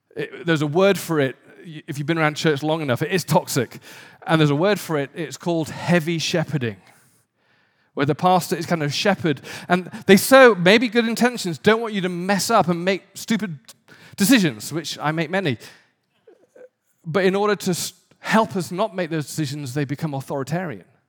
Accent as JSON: {"language": "English", "region": "the north of England", "country": "United Kingdom", "tie": "born or raised there", "also_born_or_lived": "London", "moved": "as an adult", "lives_now": "Santa Monica, United States", "said": "I was born in a very poor community in the north of England"}